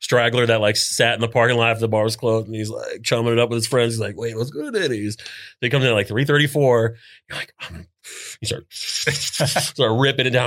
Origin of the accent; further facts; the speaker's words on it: New Smyrna Beach, Florida, United States; settled in New Smyrna when I was, like, three